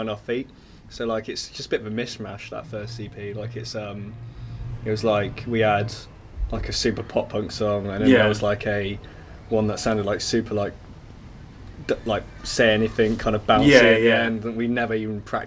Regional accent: Weymouth, South West England, United Kingdom; also born or lived in Bristol; We're all from Weymouth

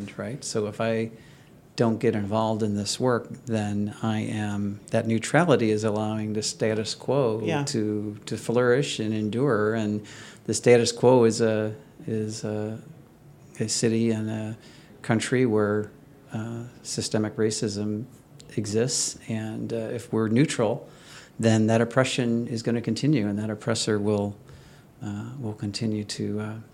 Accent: St. Louis, Missouri, United States; now in Chicago, United States; I grew up in St. Louis

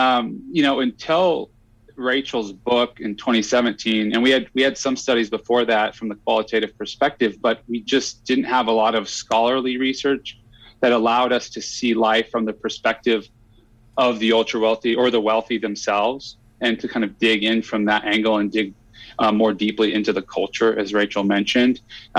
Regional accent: Cheyenne, Wyoming, United States; I was born in Cheyenne, Wyoming, and much of my family is split between Cheyenne and Boise, Idaho.

